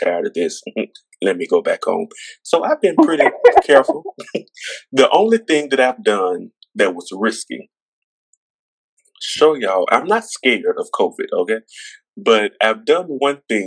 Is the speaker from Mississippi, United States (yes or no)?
yes; Mississippi, United States; moved away; I was living in Mississippi. I would be out in my hometown where I was living at the time